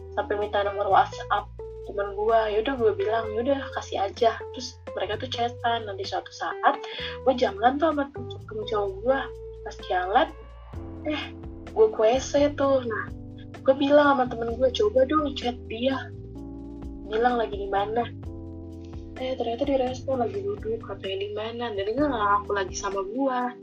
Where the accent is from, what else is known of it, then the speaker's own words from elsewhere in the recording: Bandung, West Java, Indonesia; Gue asal dari Bandung